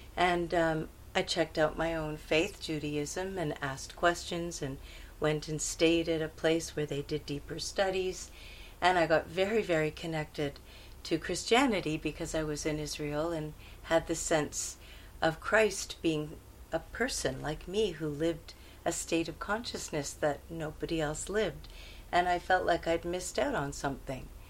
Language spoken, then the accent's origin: English; Montreal, Quebec, Canada; now in India; I was born in Montreal, uh, in Canada